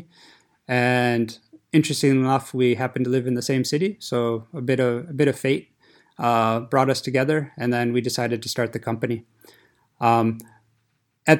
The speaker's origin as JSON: {"language": "English", "country": "United States", "moved": "as an adult", "lives_now": "Zurich, Switzerland", "said": "I'm originally from America, and what brought me to Switzerland was to be a group leader at the university here at ATH Zurich."}